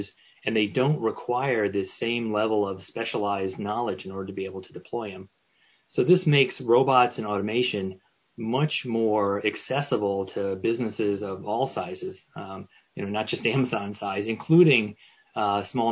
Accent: Newport, Rhode Island, United States; my hometown of Newport, Rhode Island

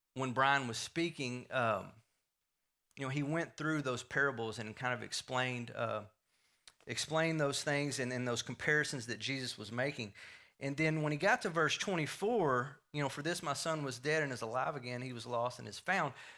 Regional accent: Wills Point, Texas, United States; I grew up here in Wills Point, um, born and raised in Wills Point.

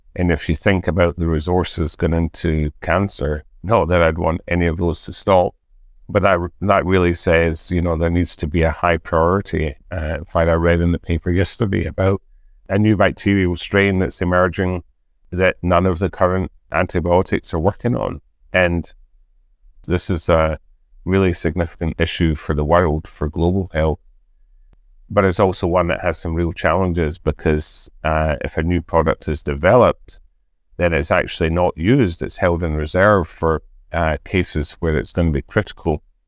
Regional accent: Scotland, United Kingdom; being Scottish

